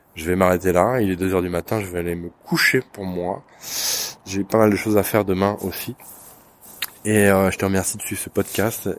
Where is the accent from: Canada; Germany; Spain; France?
France; Je suis français